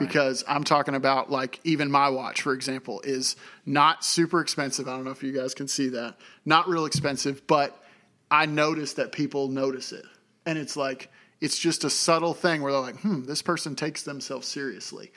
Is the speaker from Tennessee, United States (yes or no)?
yes; Tennessee, United States; moved away as an adult; also born or lived in Oklahoma; I'm from Tennessee originally